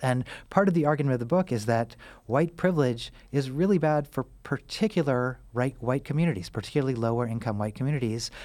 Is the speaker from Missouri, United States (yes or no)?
yes; Missouri, United States; also born or lived in Kansas; I grew up in Missouri, uh, and I'm from the Midwest